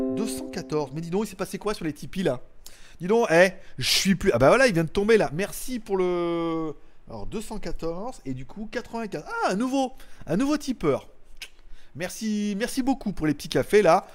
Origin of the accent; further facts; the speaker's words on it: France; je suis français